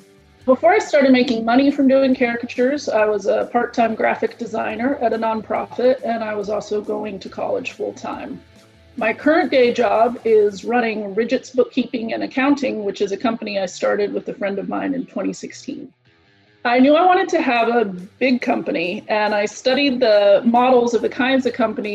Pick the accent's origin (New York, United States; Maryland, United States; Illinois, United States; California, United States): California, United States; San Diego; I'm from San Diego, California